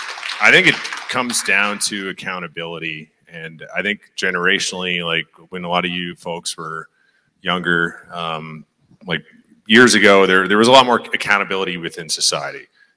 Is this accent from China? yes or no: no; Newfoundland and Labrador, Canada; You know, like I said, I was from Newfoundland.